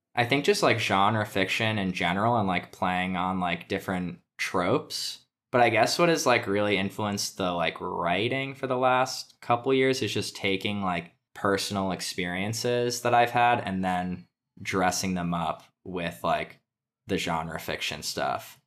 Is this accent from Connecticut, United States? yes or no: yes; Connecticut, United States; moved away as an adult; now in Brooklyn, United States; I'm from Connecticut